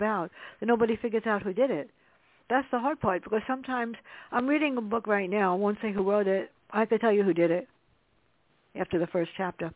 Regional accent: New York City, New York, United States; moved away; I grew up in the South Bronx, and it wasn't safe.

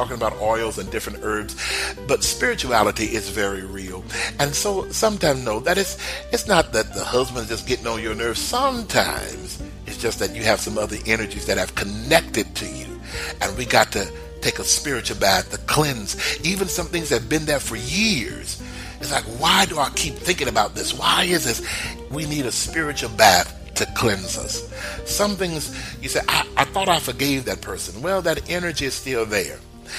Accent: Texas, United States; I remember when I was growing up in Texas and I was a little boy and I could cut the grass

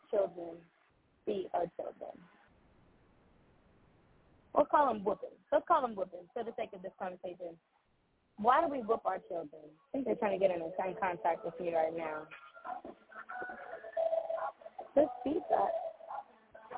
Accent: New York City, New York, United States; moved away as an adult; now in Washington, D.C., United States; Born and raised in Queens, New York.

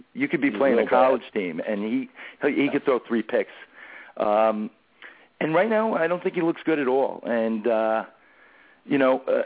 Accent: New York, United States; Being a New Yorker

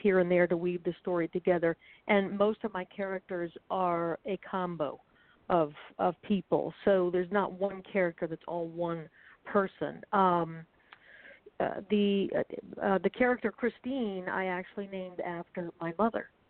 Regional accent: St. Petersburg, Florida, United States; moved away as an adult; now in New York, United States; I grew up in the 70s, 60s and 70s in the South

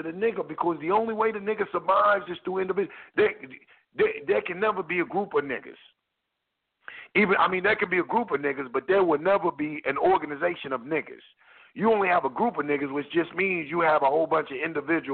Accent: United States; I was born in America, so that makes me an American

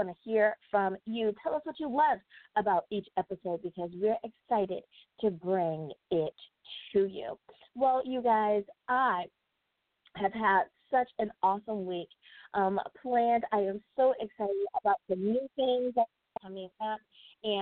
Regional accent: United States; my home country of the United States of America

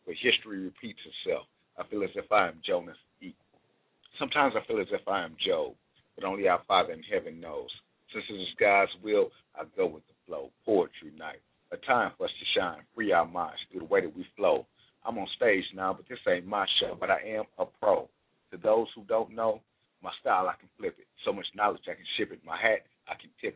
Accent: Los Angeles, California, United States; moved away as an adult; now in Texas, United States; I'm from Los Angeles

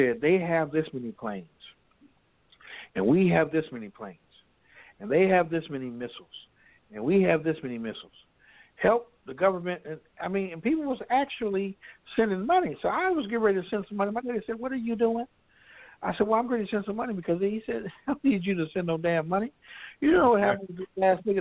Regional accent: Compton, California, United States; When I was growing up in Compton, I was going to school

